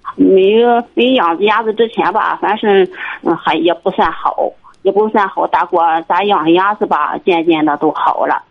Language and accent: Chinese; Liaocheng, Shandong, China; 我是，啊，流程地区